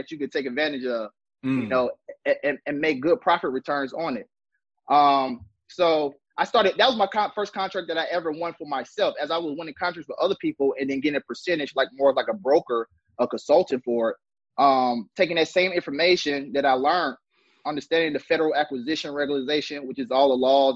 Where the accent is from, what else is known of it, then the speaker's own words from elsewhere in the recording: Atlanta, Georgia, United States; I'm from Atlanta, Georgia. Zone 6, to be exact.